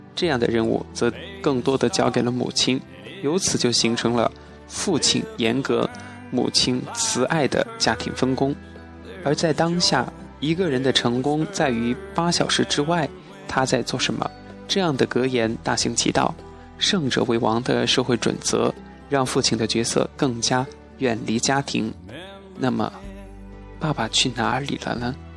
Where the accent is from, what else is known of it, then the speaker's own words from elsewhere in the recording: Chongqing, China; accent: Chongqing dialect; 我们重庆话说